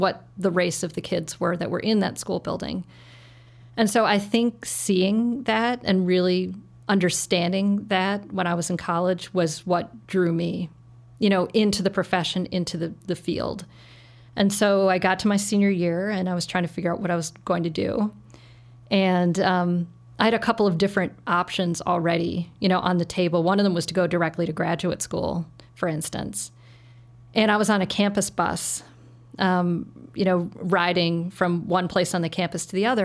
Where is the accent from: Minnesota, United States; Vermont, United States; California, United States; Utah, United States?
Minnesota, United States; Saint Paul; moved away as an adult; now in Chicago, United States; I grew up in Saint Paul, um, and, which was a, a wonderful place to grow up